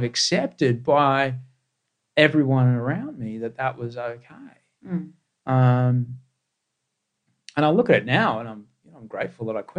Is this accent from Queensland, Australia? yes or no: yes; Queensland, Australia; I grew up in Queensland and then I went to a white middle class public school